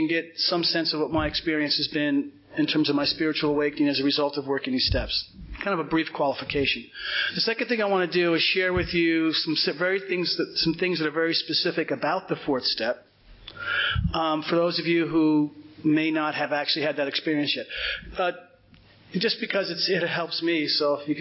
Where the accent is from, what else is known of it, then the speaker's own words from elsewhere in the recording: Cedar Grove, New Jersey, United States; I grew up in Cedar Grove, which is right over the hill here.